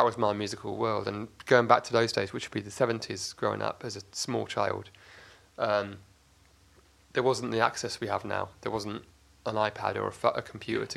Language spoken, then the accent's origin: English; Oxford, South East England, United Kingdom; also born or lived in Cardiff, Wales; I was born in Cardiff, Wales, but at the age of 1 or 18 months, the family moved to Oxford for work, my dad's work